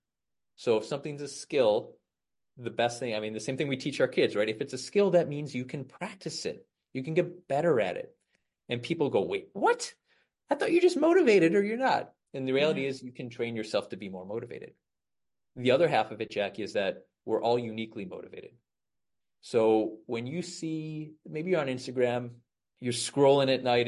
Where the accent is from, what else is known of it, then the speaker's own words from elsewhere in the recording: Chicago, Illinois, United States; I'm from Chicago, the outside of Chicago here.